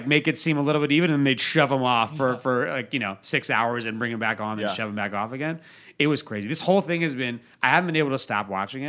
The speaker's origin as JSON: {"language": "English", "country": "United States", "tie": "born or raised there", "moved": "yes", "lives_now": "Las Vegas, United States", "said": "I grew up outside of Washington, D.C."}